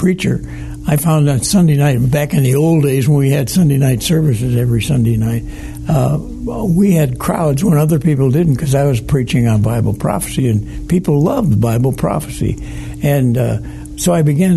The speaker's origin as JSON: {"language": "English", "town": "Detroit", "region": "Michigan", "country": "United States", "tie": "born or raised there", "said": "I grew up in Detroit"}